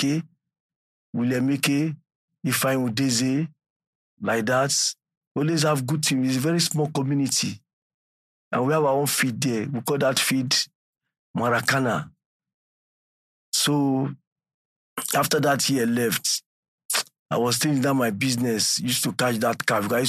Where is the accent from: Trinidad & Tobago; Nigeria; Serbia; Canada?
Nigeria; Lagos; I was born and brought up in Lagos, in a very small community, Marine Beach, Apapa, Lagos.